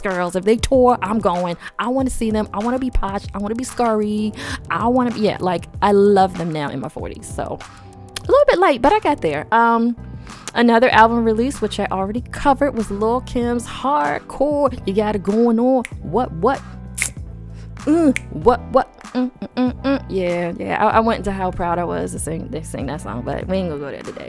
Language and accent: English; Baltimore, Maryland, United States; my hometown of Baltimore, Maryland